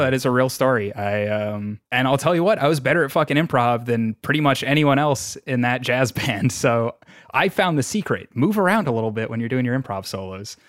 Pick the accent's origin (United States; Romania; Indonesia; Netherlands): United States; New York; I'm, I'm from New York